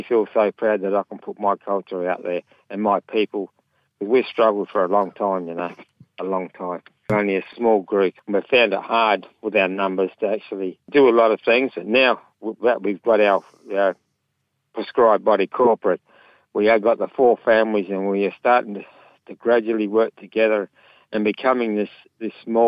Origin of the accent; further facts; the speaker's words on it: Southern Flinders Ranges, South Australia, Australia; I belong to the Nukunu people. We're the snake people. We're from the Southern Flinders Ranges.